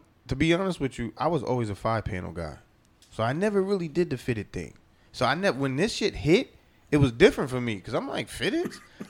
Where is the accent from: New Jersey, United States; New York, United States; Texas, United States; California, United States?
New Jersey, United States; Paterson; I'm coming from Patterson.